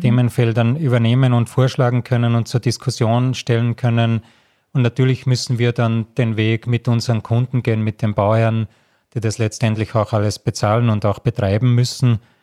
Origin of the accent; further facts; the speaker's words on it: Salzburg, Austria; moved away; also born or lived in Graz; ich bin in Salzburg in den Bergen aufgewachsen